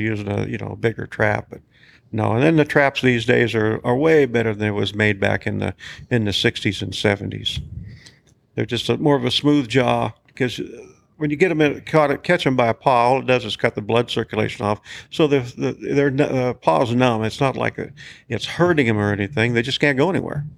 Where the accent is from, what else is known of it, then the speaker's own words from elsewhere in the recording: United States; grew up right here in Bighorn County. Been living right here in Bighorn